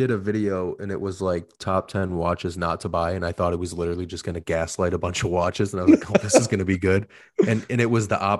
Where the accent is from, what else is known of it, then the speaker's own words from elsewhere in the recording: United States; But yeah, but we're American.